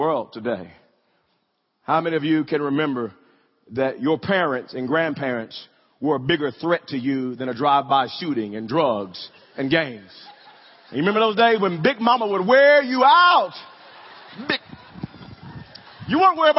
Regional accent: Wewoka, Oklahoma, United States; growing up in Wewoka, I would ride my bike to middle school

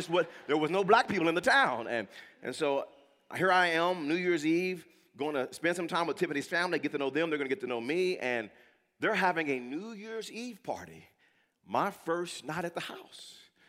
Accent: Wewoka, Oklahoma, United States; also born or lived in California; My parents raised me in Wewoka.

